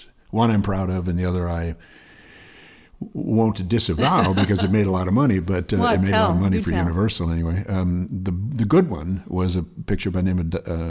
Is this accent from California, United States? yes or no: yes; West Hollywood, California, United States; also born or lived in St. Paul, Minnesota; I grew up right here. I grew up in West Hollywood.